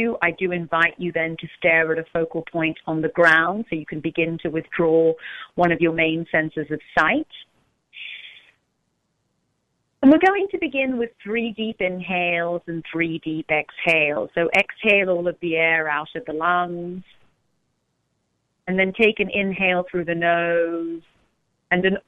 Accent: London, United Kingdom; now in Orange County, United States; I'm actually from London

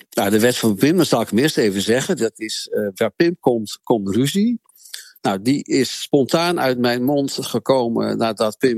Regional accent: Amsterdam, North Holland, Netherlands; Nou, ik kwam uit Amsterdam in Groningen wonen

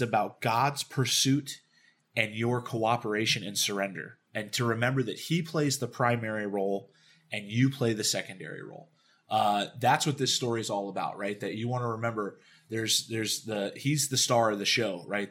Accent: Dallas, Texas, United States; I grew up in Dallas, Texas

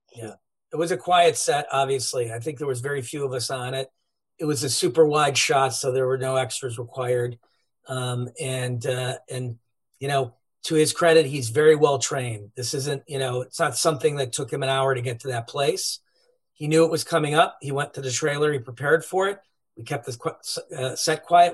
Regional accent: Cleveland, Ohio, United States; We grew up in Cleveland, Ohio

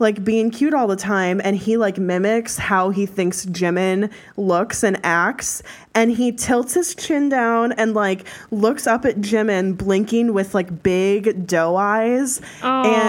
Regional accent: United States; We're American

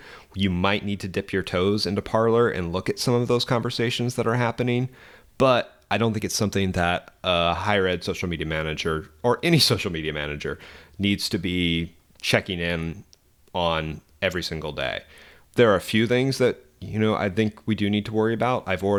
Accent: Arkansas, United States; So I was searching my home state, Arkansas.

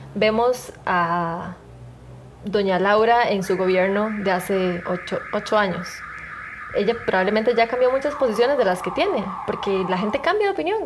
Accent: Costa Rica; yo crecí en la Costa Rica

